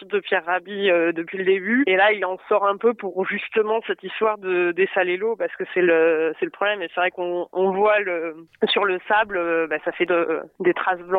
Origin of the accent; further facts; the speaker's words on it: M'Hamid El Ghizlane, Drâa-Tafilalet, Morocco; C'est Mahamid. Mahamid El Riflan, et en fait, c'est le dernier village euh, aux portes du désert.